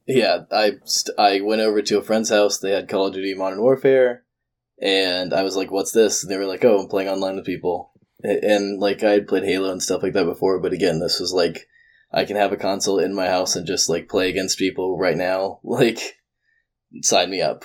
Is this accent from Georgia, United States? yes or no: yes; Georgia, United States; I'm from Georgia